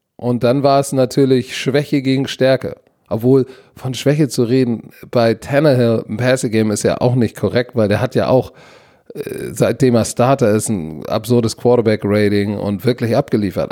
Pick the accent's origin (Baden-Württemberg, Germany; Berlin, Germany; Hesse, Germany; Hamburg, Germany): Hamburg, Germany; Als Hamburger